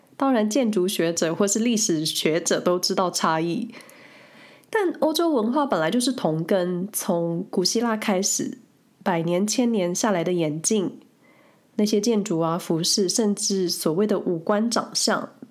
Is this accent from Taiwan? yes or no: yes; Taiwan; now in Switzerland; 身为台湾人的我